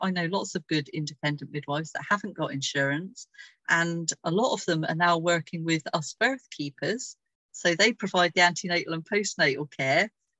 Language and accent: English; England, United Kingdom; we're English, we're British